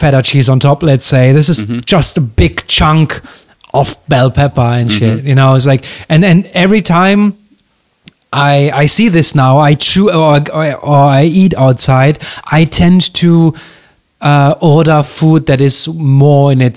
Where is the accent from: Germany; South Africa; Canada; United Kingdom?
Germany; now in Greece; back in Germany